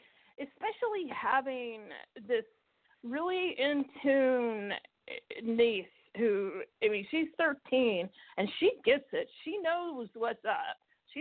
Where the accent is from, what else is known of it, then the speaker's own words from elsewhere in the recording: the South, United States; I'm from the South originally. I mean, I haven't lived there in almost 19 years.